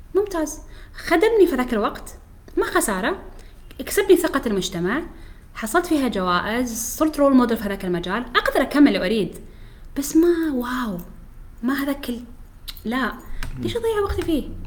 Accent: Oman; احنا فريقنا عماني كامل

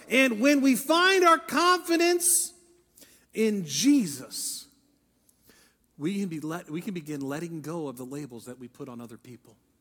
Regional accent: Ohio, United States; I'm from Ohio.

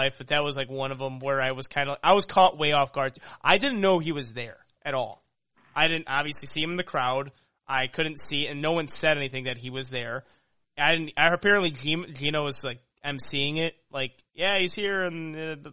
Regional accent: Chicago, Illinois, United States; He asked where I'm from. He's like, where are you from, man? I'm like, Chicago.

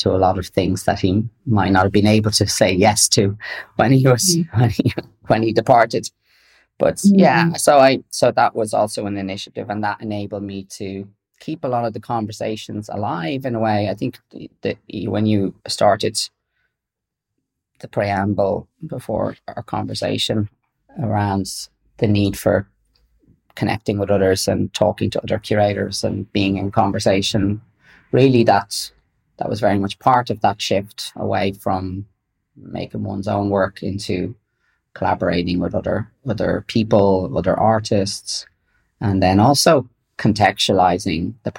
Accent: London, United Kingdom; born there; also born or lived in Dublin, Ireland; I was born in London.

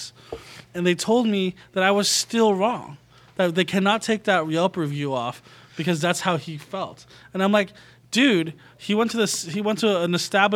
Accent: United States; I grew up eating as a Filipino-American

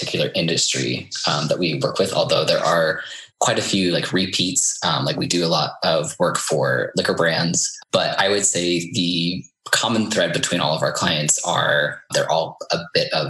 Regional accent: Iowa, United States; moved away as an adult; also born or lived in New York City; I'm from Iowa originally.

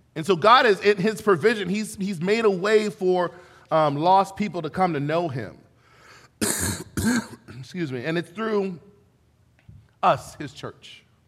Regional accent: Ventura, California, United States; also born or lived in Florida / Los Angeles, California; now in Benicia, United States; I was born and raised in Ventura, California, which is like a little beach mecca

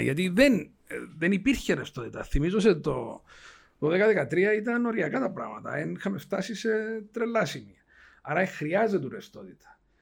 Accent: Cyprus; είμαι από την Κύπρο

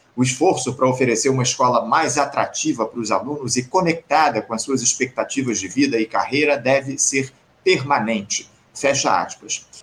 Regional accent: Brazil; aqui no nosso país

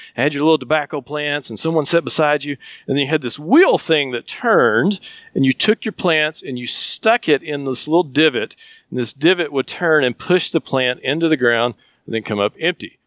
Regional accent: Flag Pond, Tennessee, United States; I grew up in Flag Pond, and we used to grow tobacco

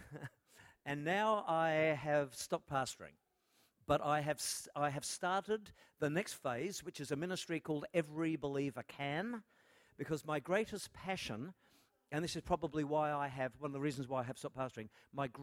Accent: Melbourne, Victoria, Australia; I am from Melbourne

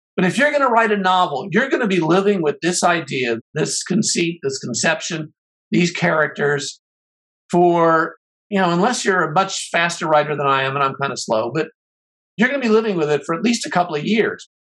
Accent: Chicago, Illinois, United States; I grew up in Chicago

